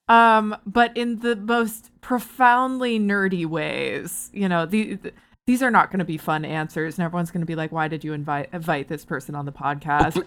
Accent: Barrie, Ontario, Canada; moved away; I'm from Barrie originally.

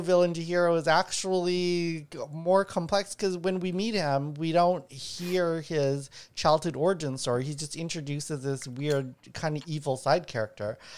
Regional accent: Winnipeg, Manitoba, Canada; I grew up in Winnipeg, also known as the ghetto

